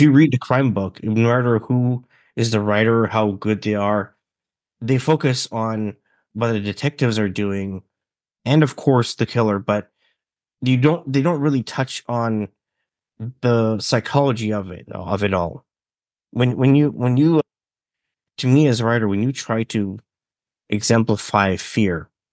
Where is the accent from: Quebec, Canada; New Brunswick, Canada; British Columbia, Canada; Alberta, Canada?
British Columbia, Canada; I am from Canada, British Columbia. I've always been in a small town